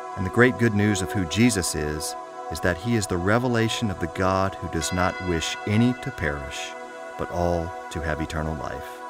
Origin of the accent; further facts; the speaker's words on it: Eastern Virginia, United States; also born or lived in Richmond, Virginia; I grew up in the Methodist Church in a small town, as I share, uh, in Eastern Virginia